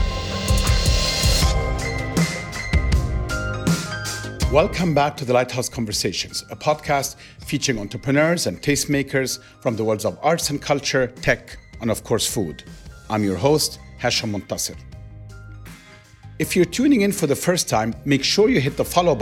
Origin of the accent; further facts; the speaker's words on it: Cairo, Cairo Governorate, Egypt; I grew up in Cairo